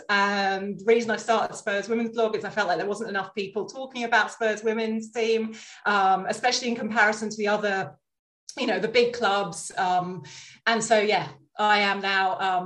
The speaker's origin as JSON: {"language": "English", "region": "London", "country": "United Kingdom", "tie": "born or raised there", "said": "I grew up in North London"}